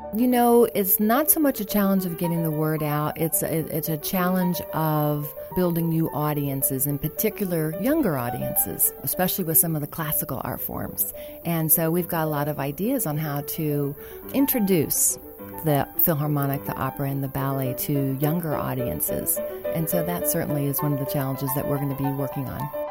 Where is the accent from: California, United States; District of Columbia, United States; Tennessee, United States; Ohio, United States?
Ohio, United States; Dayton; moved away as an adult; also born or lived in Charleston; I'm originally from Dayton, so I'm a Dayton native